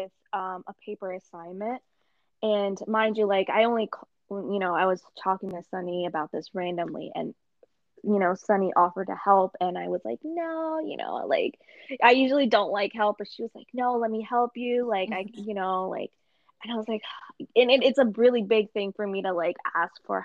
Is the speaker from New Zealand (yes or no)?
no; Pakistan; me being Pakistani